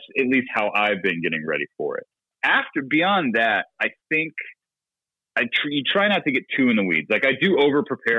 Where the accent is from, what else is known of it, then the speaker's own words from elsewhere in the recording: Southern California, United States; I grew up in Southern California, my father being from Chicago